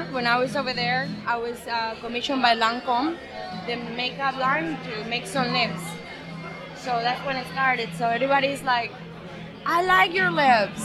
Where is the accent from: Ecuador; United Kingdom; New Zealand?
Ecuador; English is a second language; now in United States; I am from Ecuador, South America.